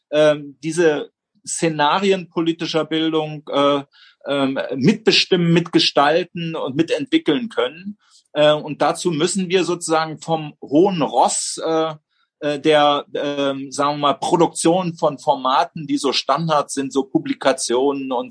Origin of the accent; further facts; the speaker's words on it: East Germany, Germany; Ich bin in der DDR groß geworden.